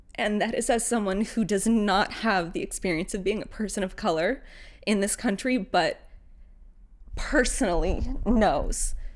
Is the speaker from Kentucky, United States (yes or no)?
no; Northern California, United States; raised in Northern California with family members that were Mexican